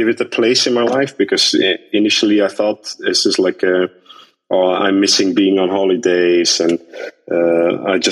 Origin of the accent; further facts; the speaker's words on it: Belgium; moved away as an adult; now in Iceland; I'm originally from Belgium